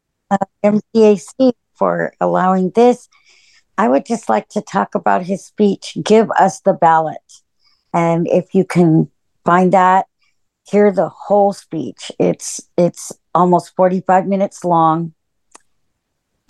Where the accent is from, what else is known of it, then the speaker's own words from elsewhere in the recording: California, United States; I'm from California.